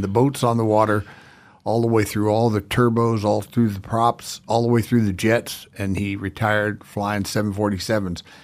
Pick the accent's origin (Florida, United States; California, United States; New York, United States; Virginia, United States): Florida, United States; South; moved away as an adult; also born or lived in Georgia; now in Idaho, United States; grew up in South Florida